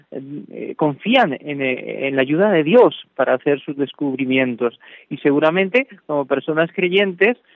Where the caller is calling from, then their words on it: Valencia, Valencian Community, Spain; desde Valencia, buenas tardes. Me encanta su programa. Eh, soy española de, de, adopción